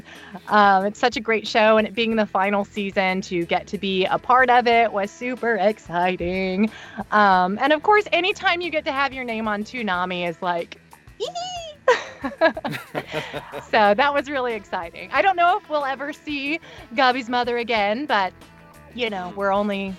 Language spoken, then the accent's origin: English; United States; as American